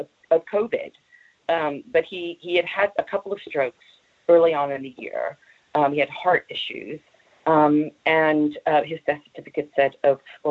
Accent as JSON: {"language": "English", "town": "Long Branch", "region": "New Jersey", "country": "United States", "moved": "yes", "lives_now": "Knaresborough, United Kingdom", "said": "I come from Long Branch, New Jersey"}